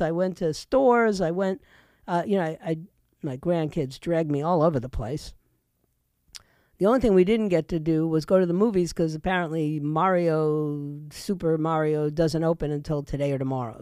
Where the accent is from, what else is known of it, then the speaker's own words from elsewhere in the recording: New York City, New York, United States; moved away as an adult; also born or lived in Puerto Rico (ancestry); now in Florida, United States; I'm embarrassed by my hometown of New York. I was, you know, raised there